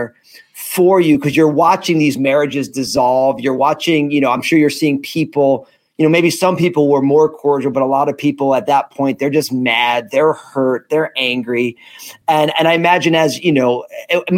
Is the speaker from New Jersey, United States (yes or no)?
yes; New Jersey, United States; I was at Rutgers in New Jersey, my home state